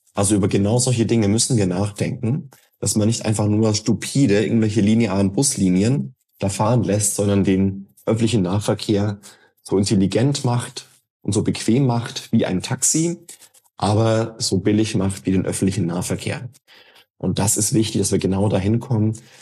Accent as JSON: {"language": "German", "country": "Germany", "tie": "born or raised there", "moved": "yes", "lives_now": "Berlin, Germany", "said": "ich wohne in Neunkirchenreuth, wo ich geboren bin und aufgewachsen bin"}